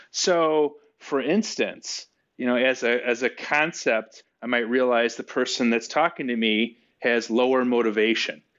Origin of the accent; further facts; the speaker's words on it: Chicago, Illinois, United States; I'm from Chicago